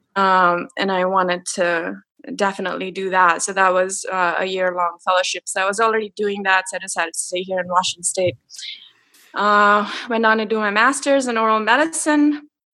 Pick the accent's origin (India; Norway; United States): India; moved away as an adult; I grew up in India